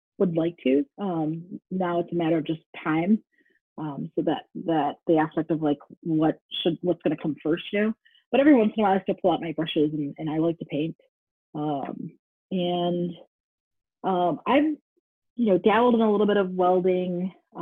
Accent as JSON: {"language": "English", "town": "Detroit", "region": "Michigan", "country": "United States", "said": "I'm originally from Detroit, Michigan"}